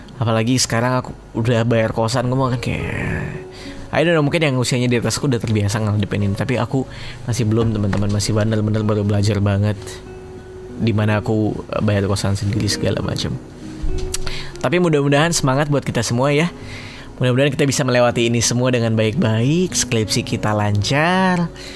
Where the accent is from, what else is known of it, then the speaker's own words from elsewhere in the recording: Kalimantan, Indonesia; moved away; Aku dari Kalimantan